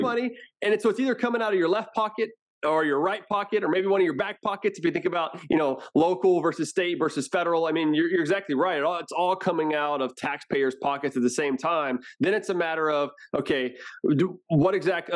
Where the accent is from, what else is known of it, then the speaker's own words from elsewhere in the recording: Houston, Texas, United States; also born or lived in Washington, D.C.; now in Round Rock, United States; I'm from Houston, um, so I've been in Texas basically my whole life